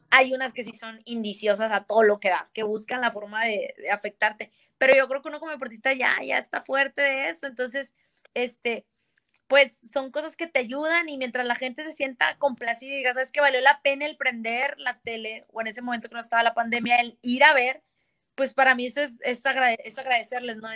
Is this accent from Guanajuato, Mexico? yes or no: no; Monterrey, Nuevo León, Mexico; yo soy de Monterrey, Nuevo León, eh, México